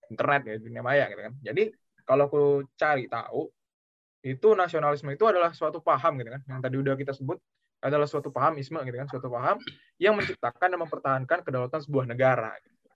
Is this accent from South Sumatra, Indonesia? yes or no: yes; Palembang, South Sumatra, Indonesia; also born or lived in Pontianak; now in Mokpo, South Korea; Aku asal dari Palembang. Dulu sempet juga berapa bulan tuh pindah ke Pontianak gitu kan sebelum berangkat ke Korea Selatan ini.